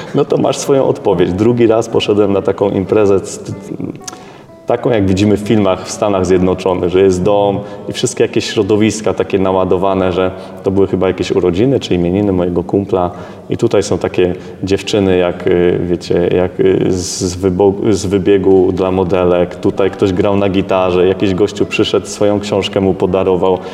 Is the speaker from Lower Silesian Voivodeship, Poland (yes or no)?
no; Szczecin, West Pomeranian Voivodeship, Poland; ja pochodzę ze Szczecina, jako mały dzieciak wychodziłem y, z mamą na, na taki teren obok bloku naszego